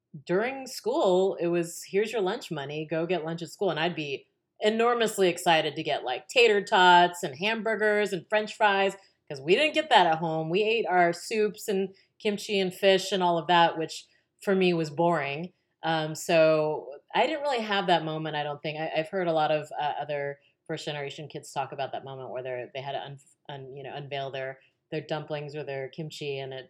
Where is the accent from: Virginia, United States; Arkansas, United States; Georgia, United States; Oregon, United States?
Virginia, United States; I was born in Virginia